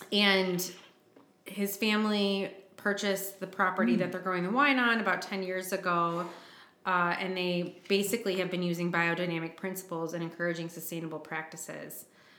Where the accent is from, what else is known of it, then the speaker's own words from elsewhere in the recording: Michigan, United States; I'm from Michigan.